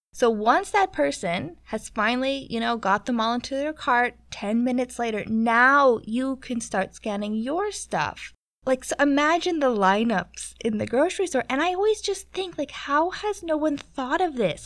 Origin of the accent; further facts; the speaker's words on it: Canada; moved away; as a Canadian